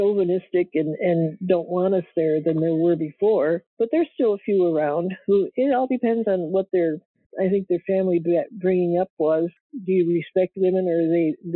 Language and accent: English; Fifth Army area, Midwest, United States; moved away as an adult; I grew up in the Fifth Army area